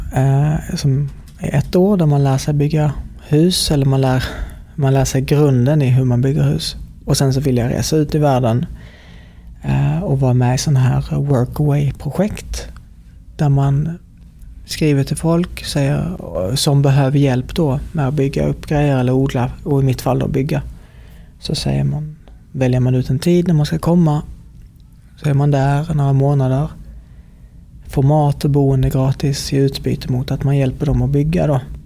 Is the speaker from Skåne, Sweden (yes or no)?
yes; Helsingborg, Skåne, Sweden; här i Helsingborg, där jag kommer ifrån